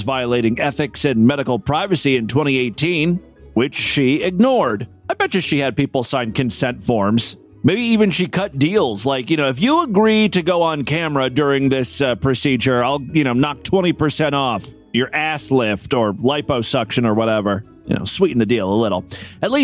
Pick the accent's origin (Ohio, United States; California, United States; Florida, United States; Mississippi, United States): Ohio, United States; my home state